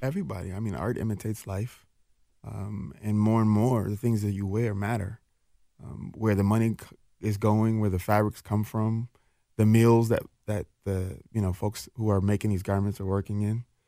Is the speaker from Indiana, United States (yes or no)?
no; Minneapolis, Minnesota, United States; also born or lived in Jackson, Mississippi; I'm a kid from North Minneapolis